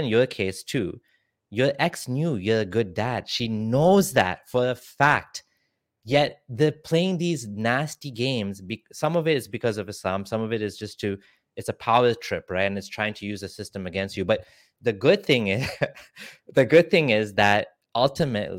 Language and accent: English; Kenya; I'm actually from Kenya